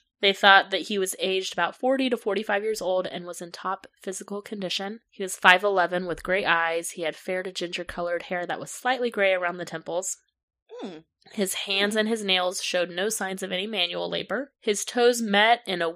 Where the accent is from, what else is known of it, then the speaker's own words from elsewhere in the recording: the South, United States; accent: southern; my southern accent